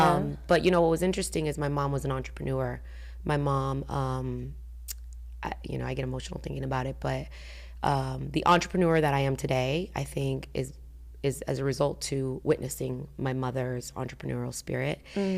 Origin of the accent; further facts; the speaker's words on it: Georgia, United States; And I remember, you know, growing up in Georgia, it was either black or white. There was no in between. And if you were Hispanic, and no offense, they'd be like, "Oh, you're Mexican." And I'm like, "No, I'm Puerto Rican."